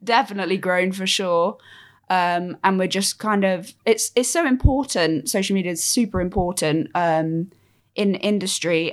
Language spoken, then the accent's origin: English; Cornwall, South West England, United Kingdom; I'm from Cornwall